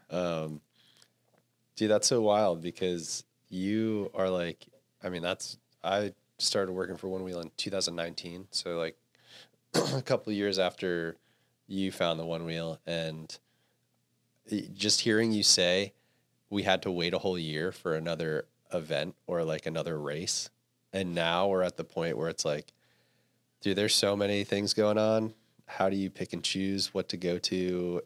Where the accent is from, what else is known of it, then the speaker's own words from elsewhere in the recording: East Coast, United States; now in Santa Cruz, United States; I grew up on the East Coast